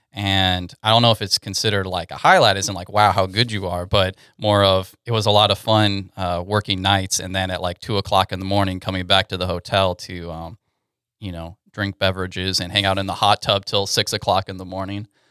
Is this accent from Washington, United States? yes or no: no; Katy, Texas, United States; moved away as an adult; now in Dallas–Fort Worth, United States; I'm originally from Houston, Texas, Katy in particular